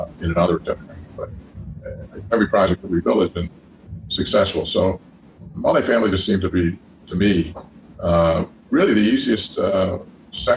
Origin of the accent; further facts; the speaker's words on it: Rochester, New York, United States; I'm originally from Rochester, New York